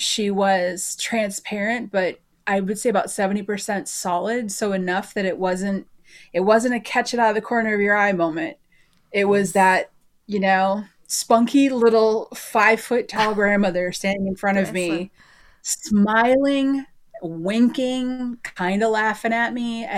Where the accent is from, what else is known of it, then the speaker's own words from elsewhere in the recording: Oregon, United States; moved away; also born or lived in Texas / Minnesota; I'm originally from Oregon, and then full-time RV'd.